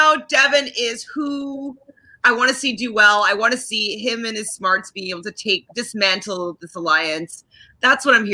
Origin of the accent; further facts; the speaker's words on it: Canada; I'm Canadian